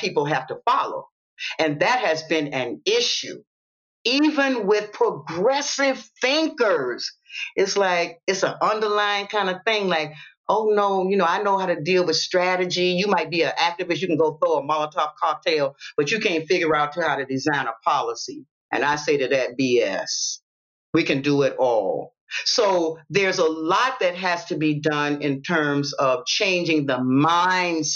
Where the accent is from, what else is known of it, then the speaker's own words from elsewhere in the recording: Savannah, Georgia, United States; I'm from the South and I'm raised in Savannah, I'm in the deep South